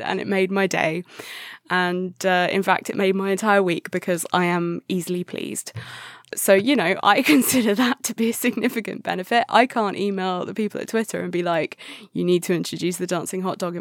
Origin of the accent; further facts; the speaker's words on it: England, United Kingdom; I'm too English